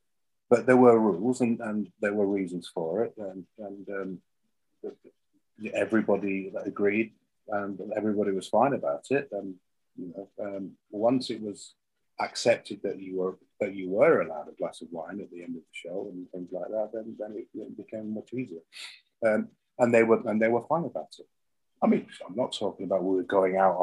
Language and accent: English; England, United Kingdom; me being English